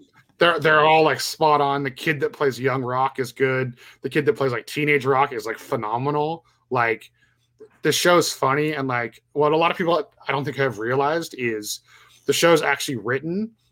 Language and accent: English; Canada; well, especially being Canadian.